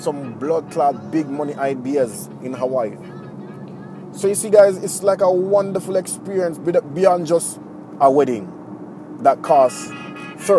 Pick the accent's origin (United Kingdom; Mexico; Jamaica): Jamaica; now in Japan; I'm from Jamaica